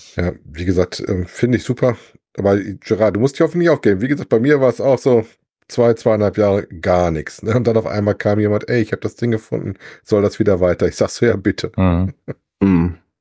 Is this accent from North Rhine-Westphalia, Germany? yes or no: yes; Wesel, North Rhine-Westphalia, Germany; bei uns in Wesel